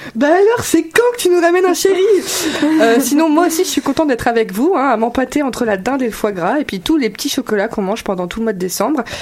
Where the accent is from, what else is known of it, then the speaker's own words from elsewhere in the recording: eastern France, France; now in Montreal, Canada; en France en particulier dans l'est d'où je viens, côté de l'Allemagne